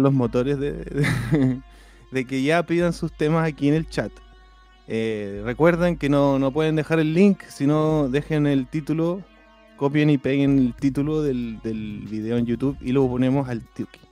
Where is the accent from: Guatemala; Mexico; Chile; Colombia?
Chile; now in United States; como buen chileno